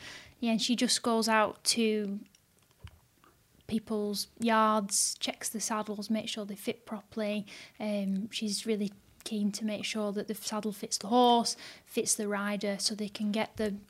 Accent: Bolton, North West England, United Kingdom; Born and bred in Bolton. My grandparents, grandma still lives here. They've always lived here.

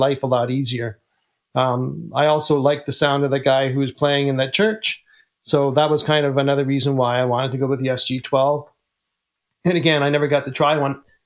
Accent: Canada; I'm Canadian

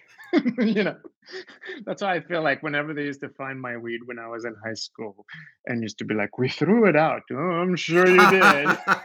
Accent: Israel; also born or lived in United States; now in Sweden; my family's from Morocco, but we grew up in Israel

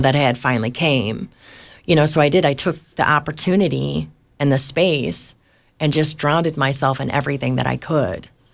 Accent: Detroit, Michigan, United States; I was born in Detroit, Michigan to, to heroin addicts

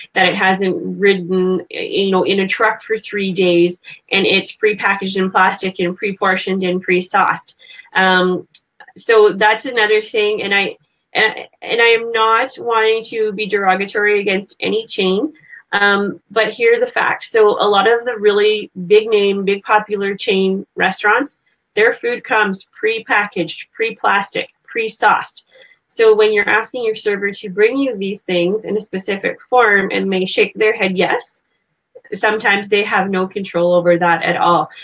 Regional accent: Canada; I'm from Canada.

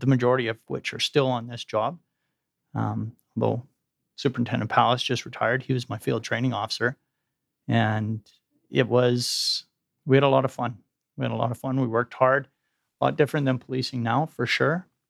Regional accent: Edmonton, Alberta, Canada; I grew up in Edmonton, as you indicated, went to the U

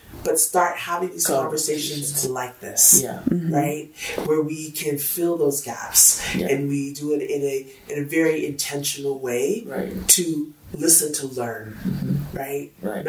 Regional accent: Hawaii, United States; I'm going to give them the story that I'm from Hawaii.

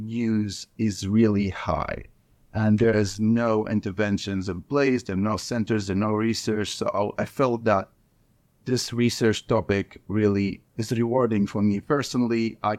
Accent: Libya; I went back to my country, which I'm from Libya. So this country in North Africa. This is where I was born and raised. This is where I go to medical school.

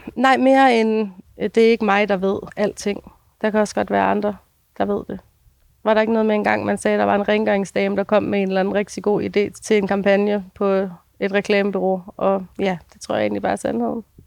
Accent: Denmark; moved away; also born or lived in Copenhagen / Ringsted; jeg er fra Jylland

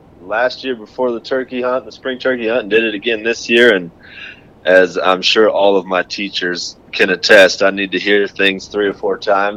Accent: Mesa, Arizona, United States; also born or lived in Queen Creek, Arizona; I was East Mesa, right around Ellsworth and Brown area. Went to Red Mountain High School, so I'm a local boy.

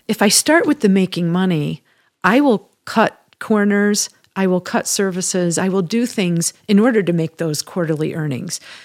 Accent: Midwest, United States; moved away as an adult; also born or lived in Chicago, United States / Michigan, United States; now in Colorado, United States; I'm a Midwesterner by, uh, upbringing and spent many years living in Chicago and Michigan

